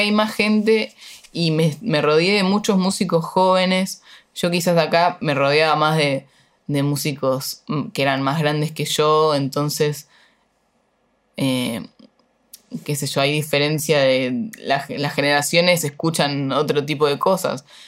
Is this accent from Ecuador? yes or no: no; Uruguay; moved away as an adult; now in Buenos Aires, Argentina; yo soy re uruguaya en algunas cosas